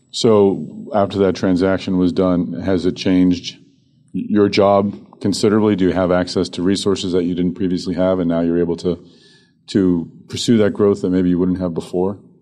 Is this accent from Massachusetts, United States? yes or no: yes; Boston, Massachusetts, United States; Boston, my hometown